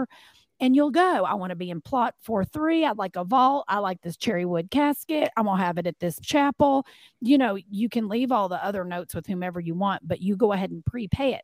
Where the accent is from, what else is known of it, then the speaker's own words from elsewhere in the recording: Kentucky, United States; moved away as an adult; also born or lived in Arizona / Los Angeles, California; now in Atlanta, United States; I am from Kentucky, uh, born and raised